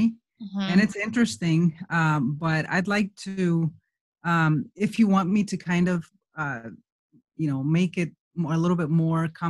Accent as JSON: {"language": "English", "region": "Michoacán", "country": "Mexico", "tie": "born or raised there", "moved": "as an adult", "lives_now": "United States", "said": "I am from Mexico, from Michoacán. I was born in an orphanage there. I have 68 siblings, and I grew up in a place in the middle of the mountains"}